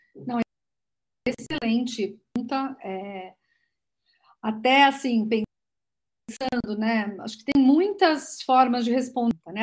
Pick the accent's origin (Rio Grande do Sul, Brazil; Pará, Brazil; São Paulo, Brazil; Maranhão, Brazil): São Paulo, Brazil; Santos; sou nascida em Santos, tenho 52 anos, é, sou da praia